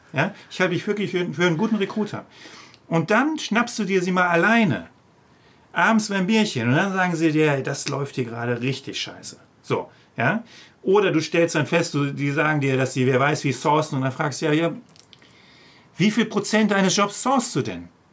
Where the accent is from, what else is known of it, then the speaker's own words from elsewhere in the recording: OWL, North Rhine-Westphalia, Germany; moved away; auch wenn das meine alte Heimat ist